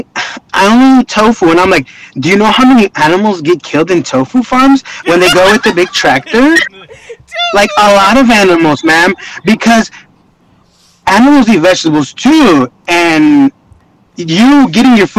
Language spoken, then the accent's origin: English; Texas, United States; We're from Texas